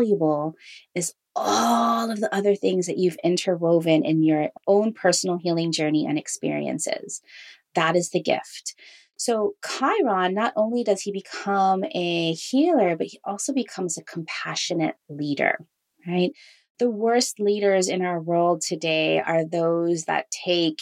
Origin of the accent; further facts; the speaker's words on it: Hawaii, United States; I grew up in Hawaii as half Filipino, half Jewish.